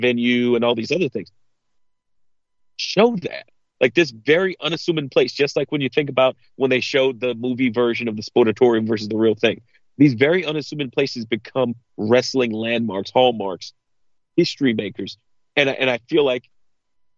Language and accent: English; New York, United States; as a New Yorker